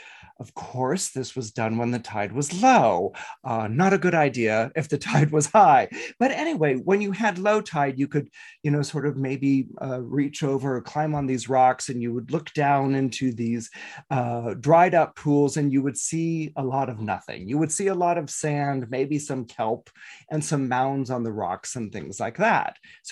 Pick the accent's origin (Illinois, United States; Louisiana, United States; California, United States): California, United States; Bay Area; when I was a kid growing up in the Bay Area.